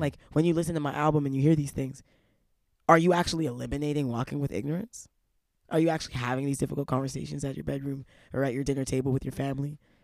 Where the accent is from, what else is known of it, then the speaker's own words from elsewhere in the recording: Toronto, Ontario, Canada; those kind of, like, condemning early experiences growing up in Toronto.